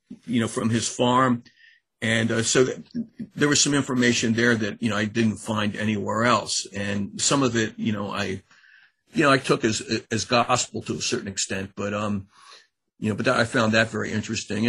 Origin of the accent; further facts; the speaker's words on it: Annapolis, Maryland, United States; I'm from Annapolis, Maryland, and I went to undergraduate school at College Park, Maryland